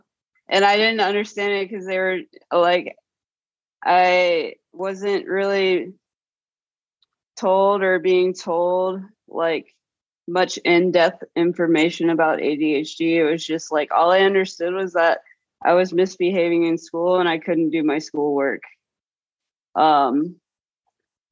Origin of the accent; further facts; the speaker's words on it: Norfolk, Virginia, United States; also born or lived in Portland area; now in Portland, United States; I was in Norfolk, Virginia